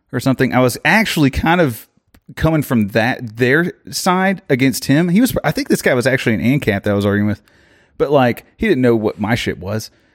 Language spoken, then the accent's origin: English; Orlando, Florida, United States; I am from Orlando